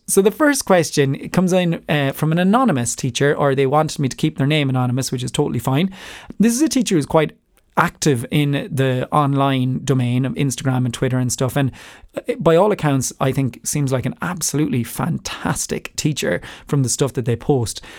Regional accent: Ireland; I have a different accent 'cause I'm from Ireland

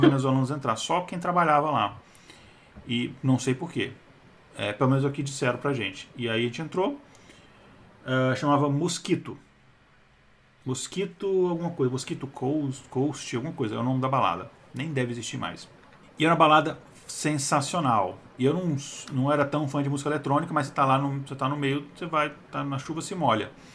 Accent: Brazil; a gente é brasileiro

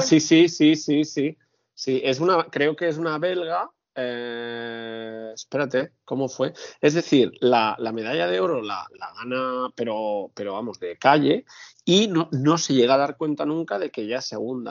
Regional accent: Catalonia, Spain; yo soy catalán, soy muy catalán

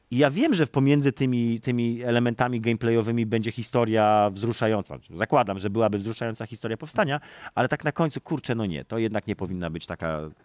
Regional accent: Warsaw, Masovian Voivodeship, Poland; jestem warszawiakiem z urodzenia

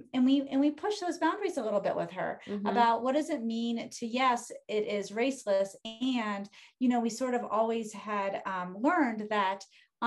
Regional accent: Washington, District of Columbia, United States; I was born and raised in Washington, D.C.

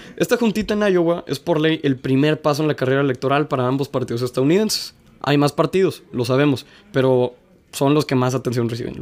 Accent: Mexico; más como mexicano

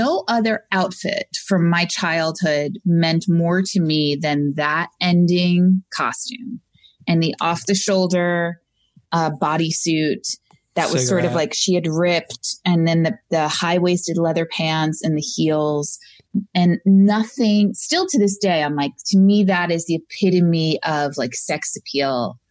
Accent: Long Island, New York, United States; moved away; Originally from Long Island

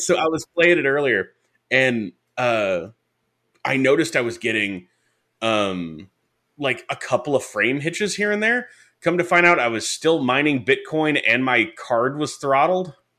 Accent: Detroit, Michigan, United States; I grew up in Detroit

